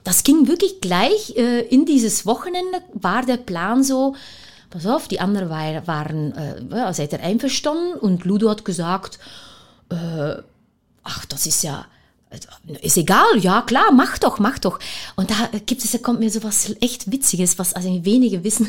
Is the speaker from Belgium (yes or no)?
yes; Leuven, Flanders, Belgium; German is a second language; moved away as an adult; also born or lived in Nigeria / Antwerp; now in Cottbus, Germany; wir sind ja beide Belgier. Wir kommen alle beide aus Löwen. Und wir sind groß geworden mit handgemachte, frische Pralinen